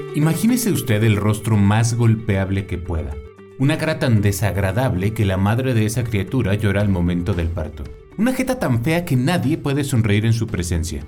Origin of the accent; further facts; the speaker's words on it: Mexico; Como mexicano, fumador, con un historial familiar de cáncer por fumar